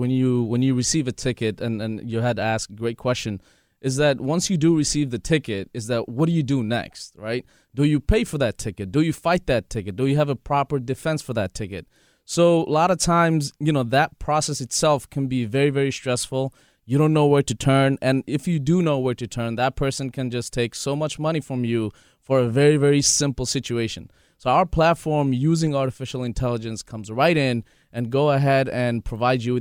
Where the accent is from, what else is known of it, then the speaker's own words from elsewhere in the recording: New York City, New York, United States; We are actually from Astoria, Queens. We're both raised here. Uh, we grew up here